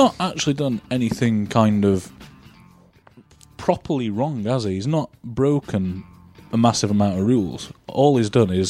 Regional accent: Sheffield, Yorkshire and the Humber, United Kingdom; we're from Sheffield.

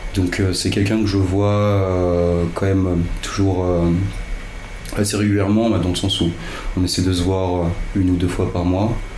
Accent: Yvelines, Île-de-France, France; now in Paris, France; j'ai grandi dans les Yvelines

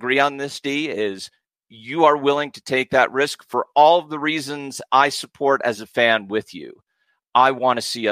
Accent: United States; I'm an American

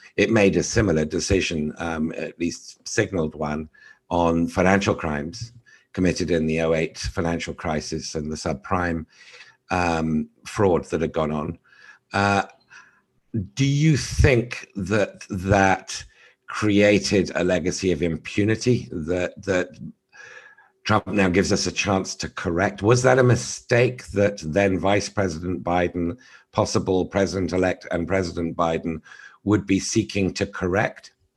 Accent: United Kingdom; as a Brit

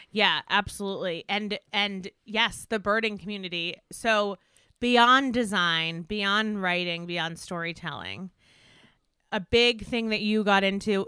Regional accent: Westchester, New York, United States; moved away as an adult; now in Los Angeles, United States; I grew up in Westchester

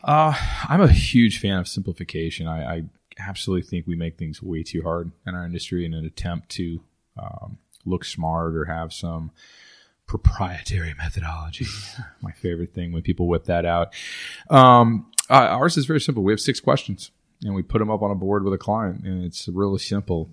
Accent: Texas, United States; moved away as an adult; also born or lived in Dallas; now in New Orleans, United States; I grew up in Texas

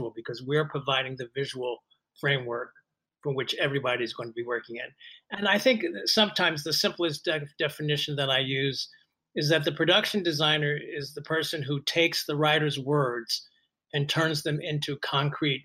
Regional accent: Philadelphia, Pennsylvania, United States; I'm from Philadelphia, and I started working at an amateur theater company in Philadelphia as a teenager

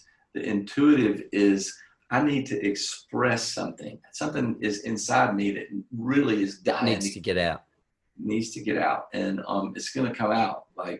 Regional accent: Ireland; I'm Irish, so I always say that creativity is 80% alcohol, and the other 20% is caffeine.

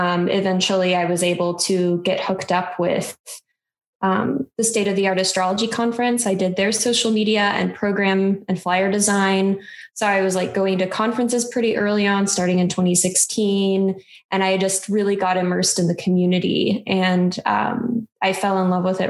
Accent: Midwest, United States; I grew up in the Midwest

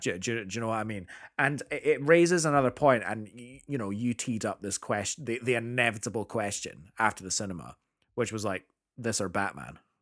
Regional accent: United Kingdom; as a Brit

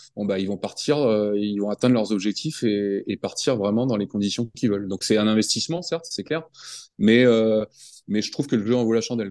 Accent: France; also born or lived in United States; je suis français

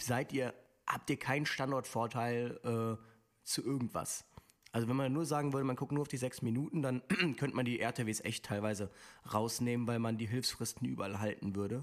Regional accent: Linz, Upper Austria, Austria; aus Linz, zwölf Jahre alt.

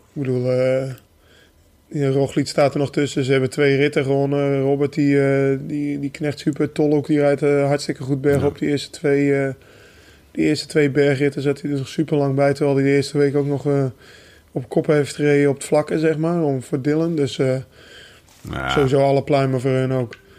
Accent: North Holland, Netherlands; bij ons in Noord-Holland

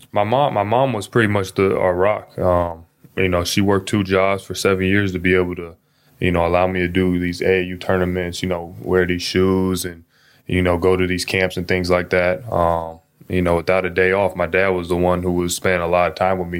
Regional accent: Seattle, Washington, United States; I grew up in Seattle

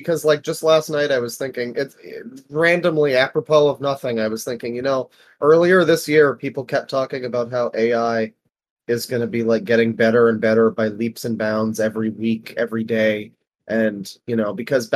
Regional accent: Canada; I'm Canadian, so we didn't get the zombie apocalypse, but we live under Trudeau

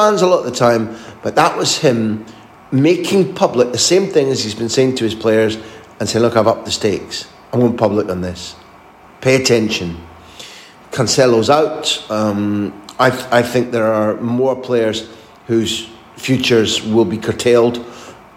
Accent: Scotland, United Kingdom; moved away as an adult; also born or lived in Spain; I grew up in Scotland

